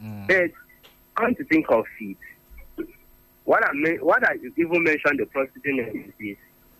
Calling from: Gudu, Federal Capital Territory, Nigeria; I'm calling from Gudu.

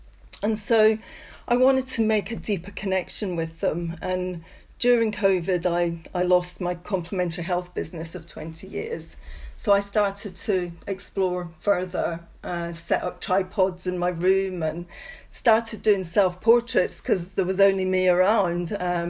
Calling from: Leamington Spa, West Midlands, United Kingdom; I'm calling from Leamington Spa in the UK.

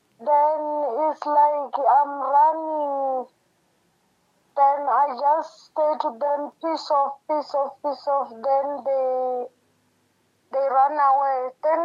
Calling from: Johannesburg, Gauteng, South Africa; I'm calling from Cosmo City.

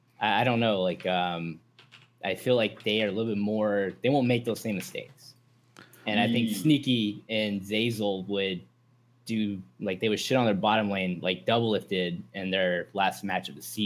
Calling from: Tampa, Florida, United States; Tampa, Florida.

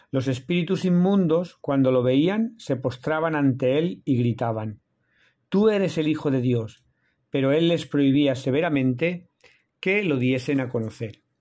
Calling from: Seville, Andalusia, Spain; de la Fraternidad Misionera Verbunday. Os hablo desde Sevilla, hoy jueves 18 de enero.

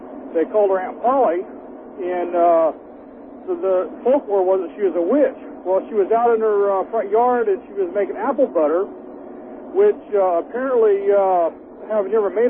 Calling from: California, United States; Hey, I'm calling from Central California, driving a truck.

